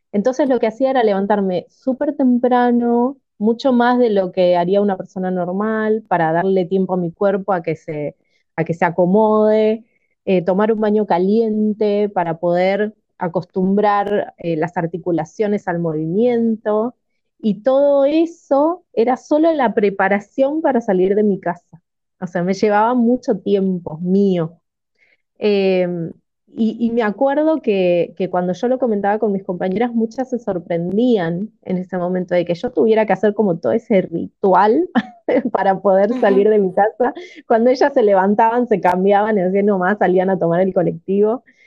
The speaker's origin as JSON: {"language": "Spanish", "town": "Máximo Paz", "region": "Buenos Aires Province", "country": "Argentina", "said": "vivo en Buenos Aires, Argentina, en un pueblito que se llama Máximo Paz, que está bastante alejado"}